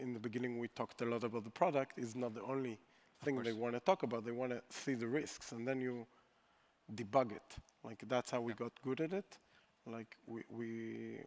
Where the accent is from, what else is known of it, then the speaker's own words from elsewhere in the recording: Israel; we're from Israel